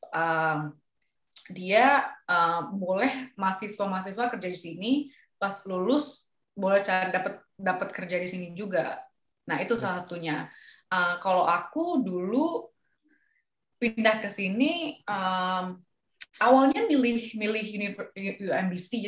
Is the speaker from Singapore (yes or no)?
yes; Singapore; karena aku datang dari Singapura jadi nggak harus ambil TOEFL.